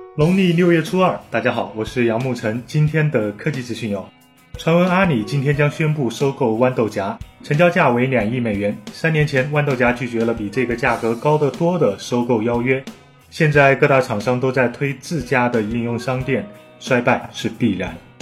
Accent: Anhui, China; 我的家乡安徽也是重灾区

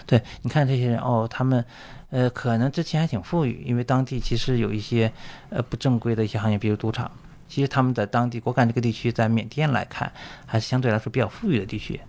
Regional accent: China; also born or lived in northern Myanmar; 我作为一个中国人

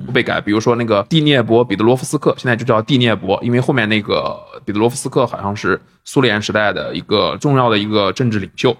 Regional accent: China; 我们作为一个中国人

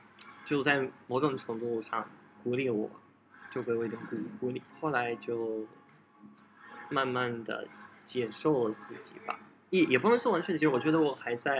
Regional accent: Russia; born there; Chinese is a second language; 可能是我就是出生的地方很小，是一个小城市，然后人口只有五千多人，所以我们那边

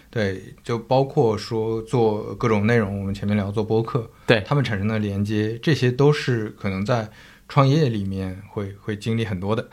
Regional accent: northern China, China; moved away; also born or lived in Zhejiang; 我是一个北方人，然后我在浙江那边生活

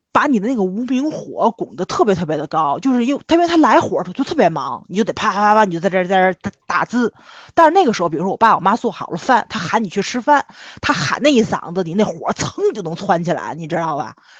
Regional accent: Tianjin, China; 是我们天津人

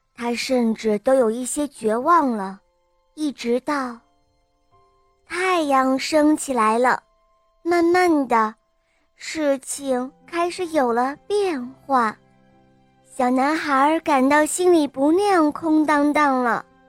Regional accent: Hengshui, Hebei, China; 我今年七岁了，我来自河北衡水

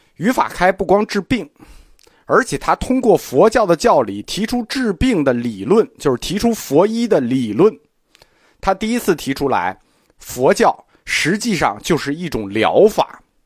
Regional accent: China; 我们中国人

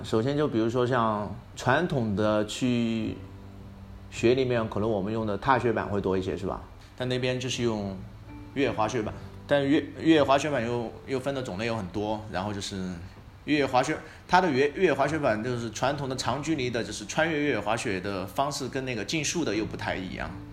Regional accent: Sichuan, China; also born or lived in Beijing; 我是四川的嘛，像那个就是四姑娘山啊，很多地方我也去过

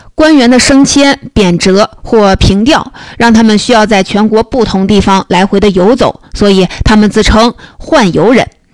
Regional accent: Hunan, China; moved away; also born or lived in northern China; 我小时候在湖南的老家经常吃这种菜

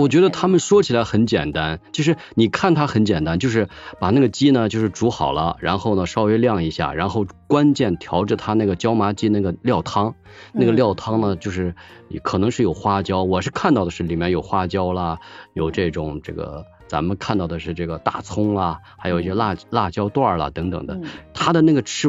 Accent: Northwest China, China; also born or lived in Urumqi; 因为我们也是西北人嘛，吃面的机会比较多。

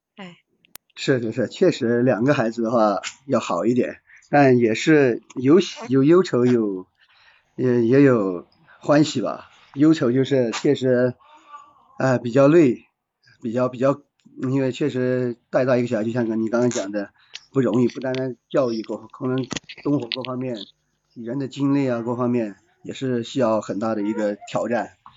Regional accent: Guizhou, China; 来自贵州嗯，然后从事嗯。汽车，呃，四 S 店管理，大概有个七八年这个样子

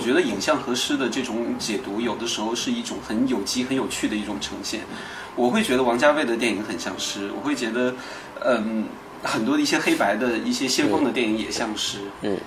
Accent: Baishan, Jilin, China; moved away; 吉林省白山市

